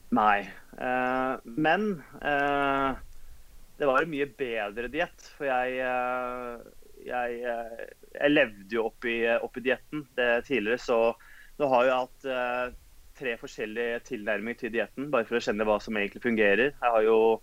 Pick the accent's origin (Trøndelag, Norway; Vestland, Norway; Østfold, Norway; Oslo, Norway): Oslo, Norway; Født og oppvokst i Oslo.